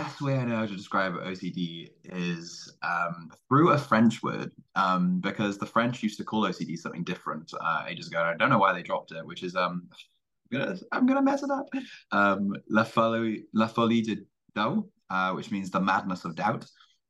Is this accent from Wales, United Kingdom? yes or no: yes; Cardiff, Wales, United Kingdom; I am from Cardiff, Wales, despite not really having a Welsh accent.